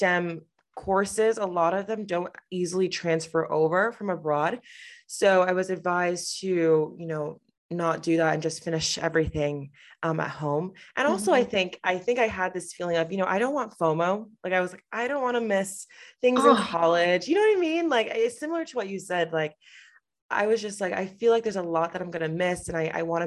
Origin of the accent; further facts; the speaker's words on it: Connecticut, United States; I grew up in Connecticut